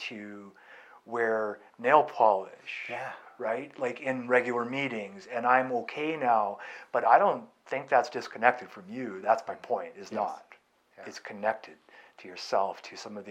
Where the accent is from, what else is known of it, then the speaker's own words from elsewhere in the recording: California, United States; I grew up in California